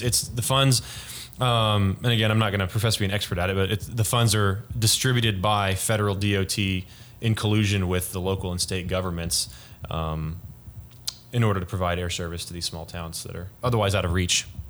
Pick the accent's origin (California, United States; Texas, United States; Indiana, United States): Texas, United States; Frisco; I'm from uh, Frisco, Texas. Used to be a small town, but no longer is.